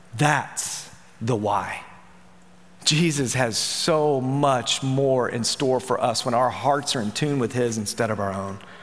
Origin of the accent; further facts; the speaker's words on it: Memphis, Tennessee, United States; I'm from Memphis